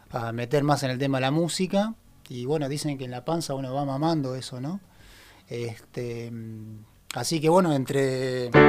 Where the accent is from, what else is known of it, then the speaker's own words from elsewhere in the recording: Merlo, Buenos Aires Province, Argentina; also born or lived in Ituzaingó / Castelar; Nací en Buenos Aires. Eh, bien. en la ciudad de eh, Merlo. Después me mudé a Ituzaingó. Eh, y después ya me mudé a Castelar y ahí quedé